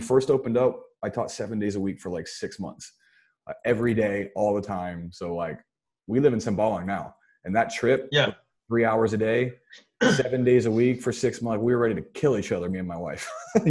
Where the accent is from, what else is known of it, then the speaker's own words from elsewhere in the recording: United States; now in Singapore; I'm an American. I moved out when I was 17. Here I am at 30 years old living with my wife's parents.